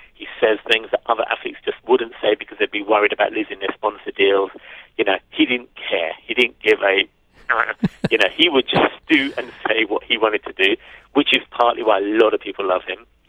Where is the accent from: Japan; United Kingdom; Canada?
United Kingdom; London; I'm a North Londoner. I lived in and around Camden for about 10 years of my life. And so the story felt like a, a film about my hometown